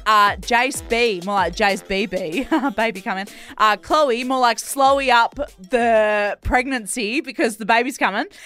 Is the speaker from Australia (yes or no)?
yes; Perth, Western Australia, Australia; we're both from Perth, just different ones